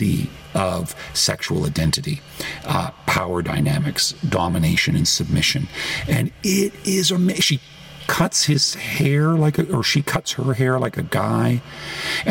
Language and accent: English; Toronto, Ontario, Canada; moved away as an adult; now in United States; my hometown of Toronto